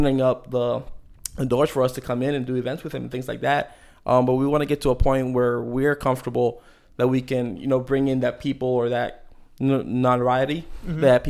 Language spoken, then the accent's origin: English; Maryland, United States; moved away; growing up in Maryland